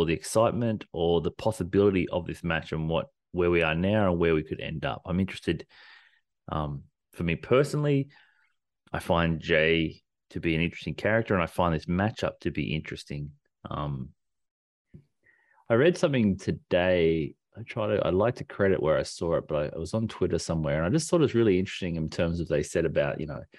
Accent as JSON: {"language": "English", "country": "Australia", "said": "we're Australian."}